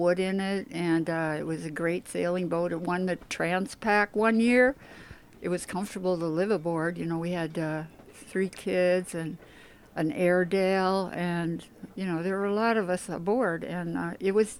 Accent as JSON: {"language": "English", "region": "Wisconsin", "country": "United States", "tie": "born or raised there", "also_born_or_lived": "Eureka / Sausalito", "moved": "yes", "said": "I was raised on lakes in Wisconsin."}